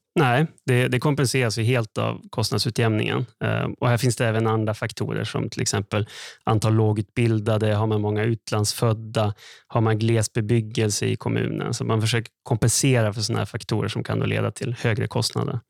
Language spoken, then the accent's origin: Swedish; Skellefteå, Västerbotten County, Sweden; jag är uppväxt i Skellefteå